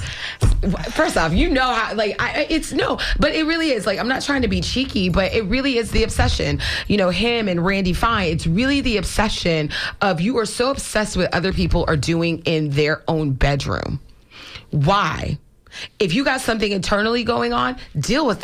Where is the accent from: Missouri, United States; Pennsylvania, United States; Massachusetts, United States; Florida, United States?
Florida, United States; I was born and raised in Florida. My family is multiple generations here